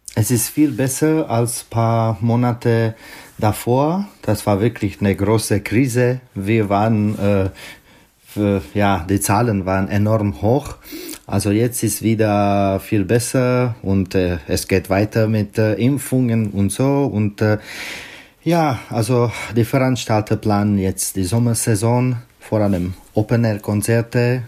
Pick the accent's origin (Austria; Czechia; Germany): Czechia; Pardubice, Pardubice Region; German is a second language; moved away; in meiner Geburtsstadt Pardubice